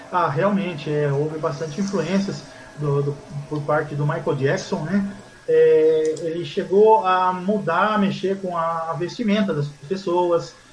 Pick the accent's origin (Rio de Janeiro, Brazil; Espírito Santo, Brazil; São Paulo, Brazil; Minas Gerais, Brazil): São Paulo, Brazil; Mogi das Cruzes; eu sou de Mogi, sou nascido e criado em Mogi.